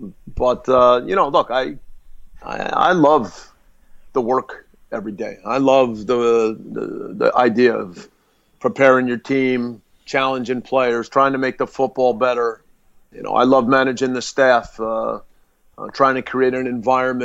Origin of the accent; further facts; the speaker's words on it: United States; as an American